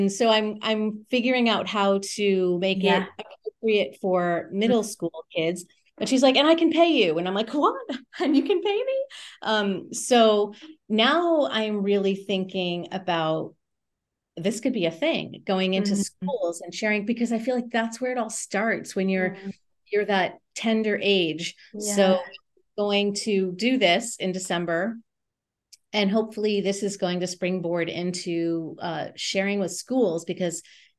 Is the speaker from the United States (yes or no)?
yes; New England, United States; I would love to get to the East Coast. I'm from New England.